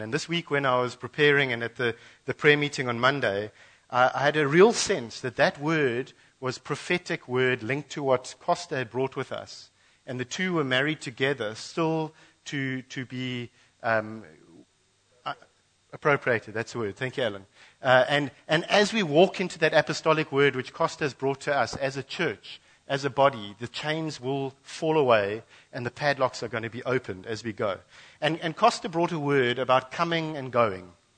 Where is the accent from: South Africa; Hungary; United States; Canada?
South Africa; Western Cape; moved away as an adult; also born or lived in Mozambique border; now in KwaZulu-Natal, South Africa; We grew up, born and bred in the Cape